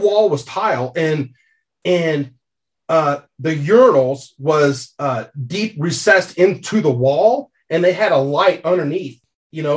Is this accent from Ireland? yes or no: no; United States; I'm from the States